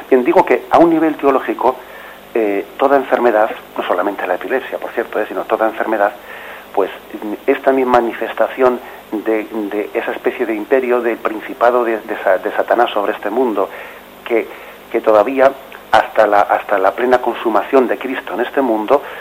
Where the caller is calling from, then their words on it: La Orotava, Canary Islands, Spain; llamo de la Rotada Tenerife.